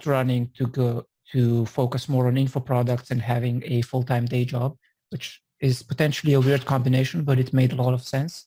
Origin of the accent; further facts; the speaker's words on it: Slovenia; now in San Francisco, United States; I'm originally from Slovenia